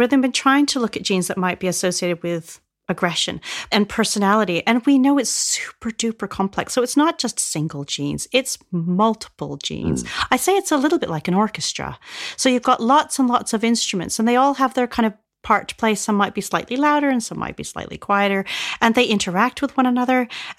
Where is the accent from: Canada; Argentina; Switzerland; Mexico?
Canada; now in United Kingdom; So I grew up in Canada, but we would come across here and we would go and stay in Rosebank on the Isle of Wight.